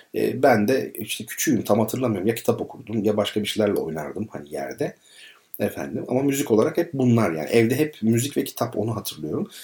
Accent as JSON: {"language": "Turkish", "town": "Izmir", "region": "İzmir", "country": "Turkey", "tie": "born or raised there", "said": "kendi çocukluğum İzmir Karşıyaka"}